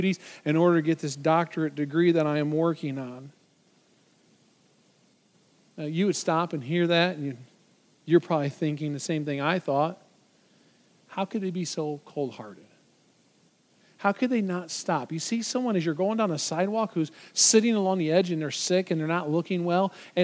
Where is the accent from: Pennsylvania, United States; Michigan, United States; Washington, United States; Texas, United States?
Michigan, United States; just outside of Detroit; I grew up just outside of Detroit